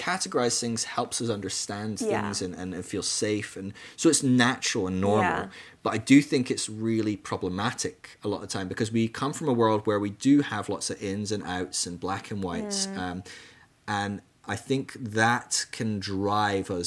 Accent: Scotland, United Kingdom; moved away; being Scottish is the same part of who I am and I'm not living in Scotland anymore

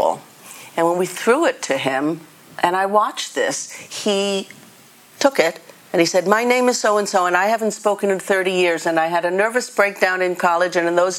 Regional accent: New York City, New York, United States; moved away; I was born in the Bronx

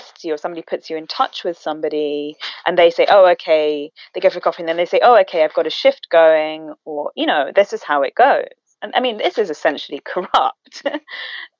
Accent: England, United Kingdom; I grew up in England, non-white

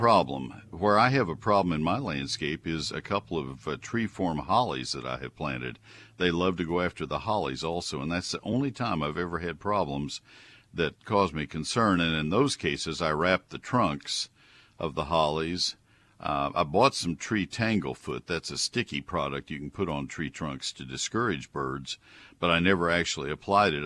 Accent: College Station, Texas, United States; also born or lived in Ohio / Colorado; I grew up in College Station, Texas

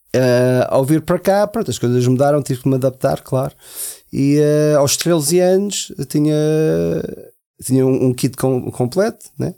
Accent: Portugal; also born or lived in United States / Germany; eu, eu sendo americano, mas tive. Né? A minha adolescência foi toda em, em Portugal

